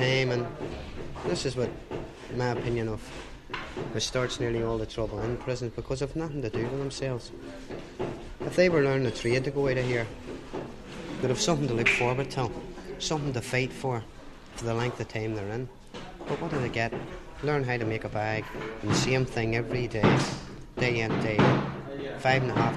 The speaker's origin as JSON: {"language": "English", "town": "Belfast", "region": "Northern Ireland", "country": "United Kingdom", "moved": "yes", "lives_now": "Ireland", "said": "I'm from Belfast"}